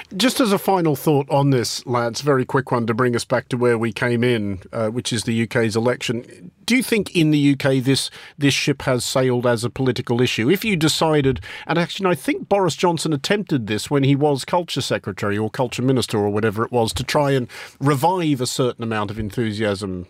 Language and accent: English; Australia; moved away; I didn't really even get a chance to struggle with languages at school in Australia